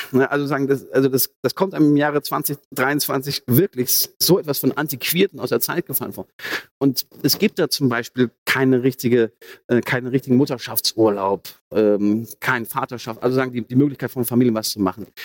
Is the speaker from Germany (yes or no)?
yes; Ruhr area, North Rhine-Westphalia, Germany; Ich komme vom Dorf, aus dem Ruhrgebiet